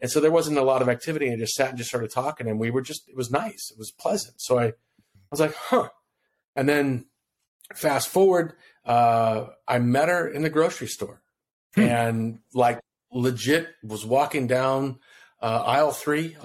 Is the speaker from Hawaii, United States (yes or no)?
yes; Kona, Hawaii, United States; I'm originally from Hawaii. That's why I said aloha. I'm originally from Kona, Hawaii.